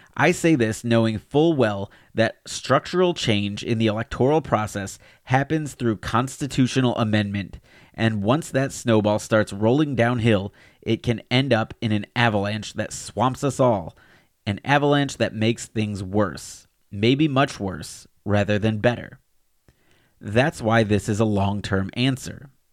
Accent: Alabama, United States; my home state of Alabama

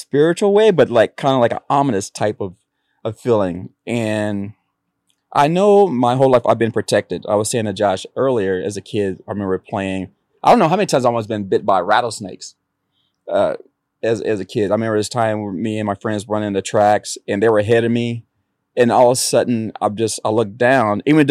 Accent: Oxnard, California, United States; also born or lived in Kountze, Texas / Santa Barbara, California; I grew up in Oxnard. I went to school in Santa Barbara

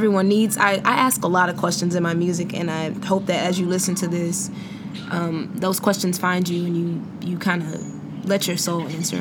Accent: Houston, Texas, United States; moved away as an adult; also born or lived in Bay Area; I grew up in Northeast Houston, and it is one of the poorest areas in Houston

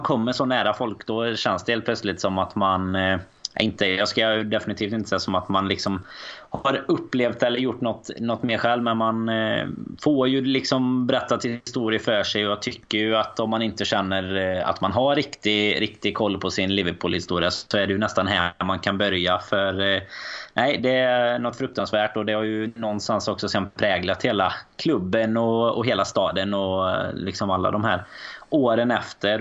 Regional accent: Sweden

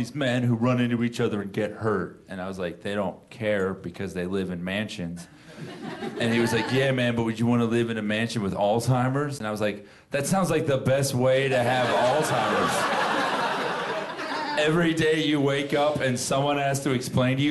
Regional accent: Florida, United States; I'm from Florida. That's where I'm from

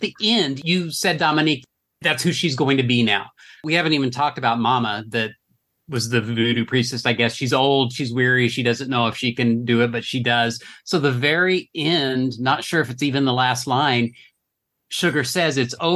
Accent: Enid, Oklahoma, United States; Enid, Oklahoma, my hometown

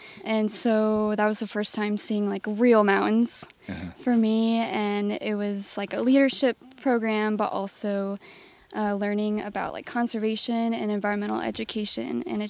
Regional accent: Indiana, United States; I grew up in Indiana. The outdoor community isn't as big as you might find like out west or in Colorado.

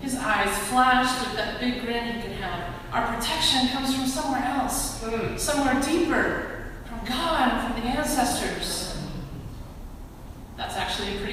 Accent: Monticello, Arkansas, United States; I grew up in Monticello, Arkansas.

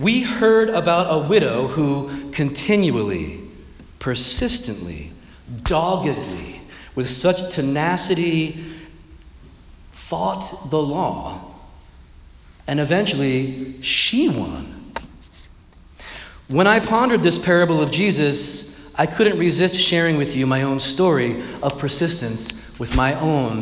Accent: Philadelphia, Pennsylvania, United States; now in Mountainside, United States; I will always see myself as a Philadelphian

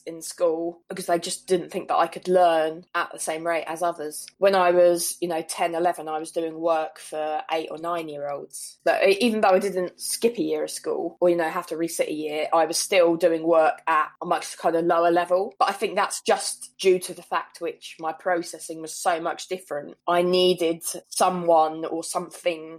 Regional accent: Worthing, South East England, United Kingdom; I grew up in Worthing, which is kind of near Brighton.

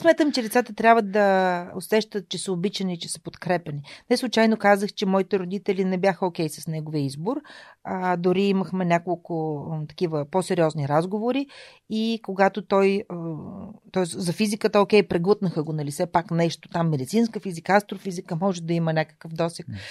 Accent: Shumen, Shumen Province, Bulgaria; moved away as an adult; also born or lived in Varna / Veliki Preslav / Sofia; Аз съм отраснала в Велики Преслав, едно малко граче а, където свободата, която бабите дават във възпитанието на децата, е неизмеримо с това, което родителите налагат като контрол. А, така че аз съм имала удоволствието да бъда гледана от баба си до 6 годишната ми възраст

